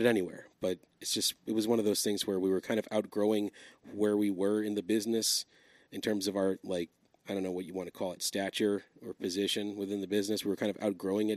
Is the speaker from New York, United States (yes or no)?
yes; New York, United States; moved away; also born or lived in Philadelphia; I'm originally from New York, from Astoria, Queens